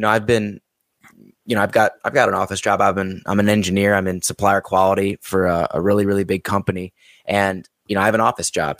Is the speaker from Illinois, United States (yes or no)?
yes; Chicago, Illinois, United States; moved away; I'm from Chicago originally.